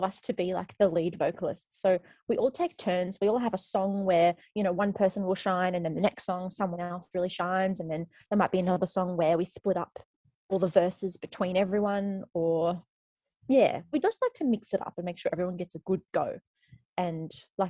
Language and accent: English; Darwin, Northern Territory, Australia; born or raised there; moved away; also born or lived in Canada / Melbourne